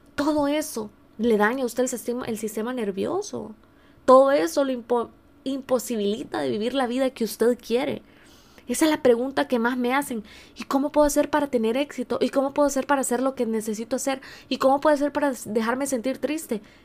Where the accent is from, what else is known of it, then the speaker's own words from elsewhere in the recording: San Miguel, El Salvador; now in San Diego, United States; En El Salvador, en el país de donde, de donde yo soy, aunque ahora mismo estoy en California, en San, Diego.